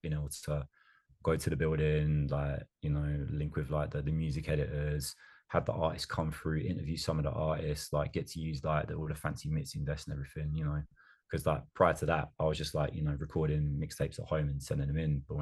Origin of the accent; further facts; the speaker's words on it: Colchester, East of England, United Kingdom; I'm from Colchester, which is what, just over like an hour from London